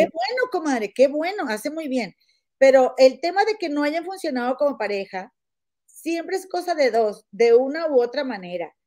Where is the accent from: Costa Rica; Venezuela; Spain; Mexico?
Mexico; Monterrey, Nuevo León; moved away; soy de Monterrey